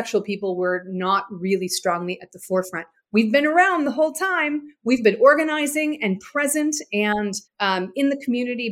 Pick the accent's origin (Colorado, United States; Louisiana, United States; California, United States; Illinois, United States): California, United States; San Francisco Bay Area; growing up in the San Francisco Bay Area